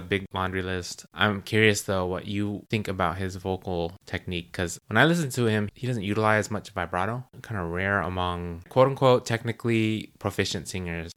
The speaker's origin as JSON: {"language": "English", "country": "United States", "said": "we're American"}